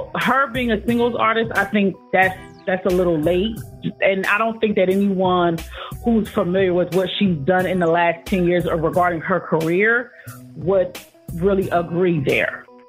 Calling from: New Jersey, United States; I'm calling from New Jersey.

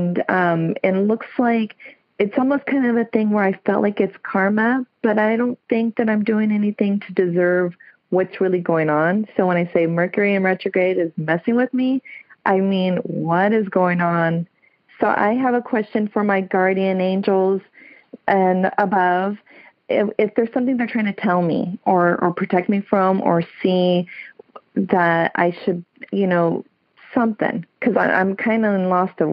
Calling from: California, United States; I'm calling from Olivers, California

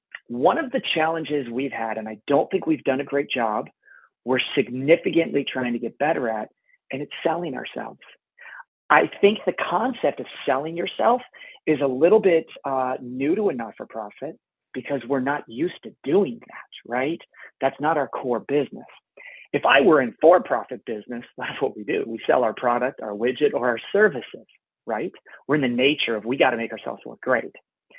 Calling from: Canada; I'm calling in from Canada.

